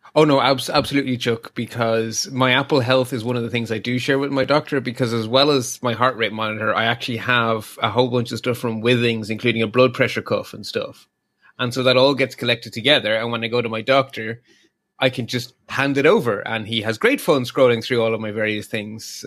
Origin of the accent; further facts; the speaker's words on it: Ireland; I, as an Irish person